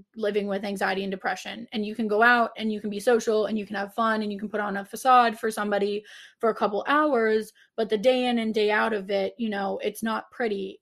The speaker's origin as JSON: {"language": "English", "town": "Pittsburgh", "region": "Pennsylvania", "country": "United States", "said": "I'm from Pittsburgh"}